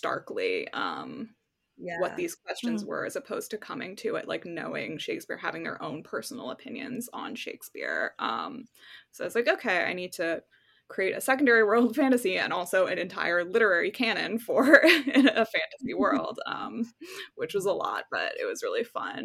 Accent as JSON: {"language": "English", "region": "New York", "country": "United States", "tie": "born or raised there", "moved": "as an adult", "lives_now": "California, United States", "said": "I live in California now. I'm from New York. But now I live in California. And, you know, I went through Hurricane Sandy when I was living back home"}